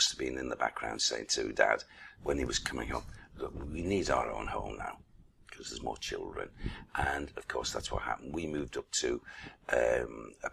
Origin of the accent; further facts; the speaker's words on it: Liverpool, North West England, United Kingdom; I was born in, actually, Liverpool, in Brasenose Road, which is, like, you know, virtually the waterfront